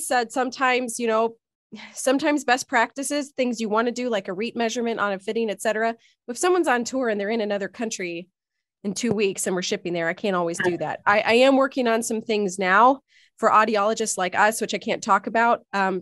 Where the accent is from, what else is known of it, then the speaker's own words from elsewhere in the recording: Northeast Ohio, United States; also born or lived in Chicago; I'm from Northeast Ohio.